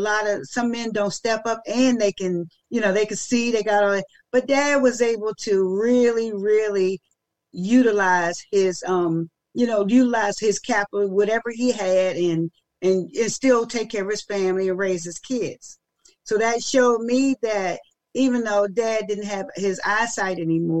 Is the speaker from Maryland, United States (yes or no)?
yes; Maryland, United States; I'm from Maryland, but yeah, but then I only live like 40 minutes outside